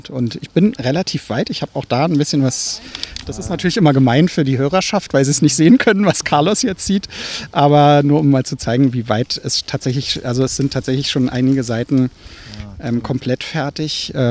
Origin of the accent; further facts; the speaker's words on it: Berlin, Germany; Ja, das ist so, als Berliner denkt man da gar nicht drüber nach.